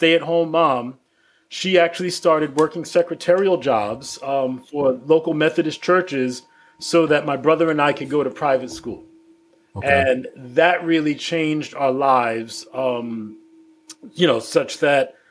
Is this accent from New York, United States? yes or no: yes; New York City, New York, United States; I grew up in the Bed-Stuy neighborhood of Brooklyn